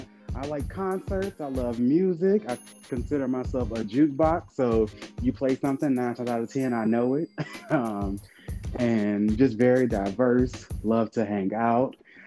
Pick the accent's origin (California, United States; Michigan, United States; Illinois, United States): Michigan, United States; Detroit; also born or lived in Chicago; now in Atlanta, United States; I'm originally from Detroit, 33, about to be 34 in November.